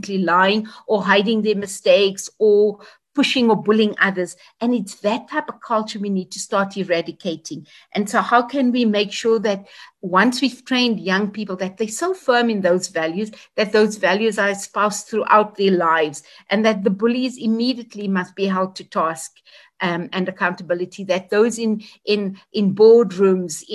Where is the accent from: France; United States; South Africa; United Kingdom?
South Africa; all South Africans. It's our country